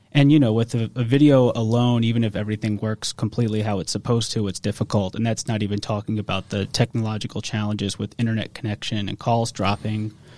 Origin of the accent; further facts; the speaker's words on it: Metairie, Louisiana, United States; also born or lived in Kenner, Louisiana; I'm from New Orleans, from from Kenner and Metairie actually. Uh, I live in Metairie now.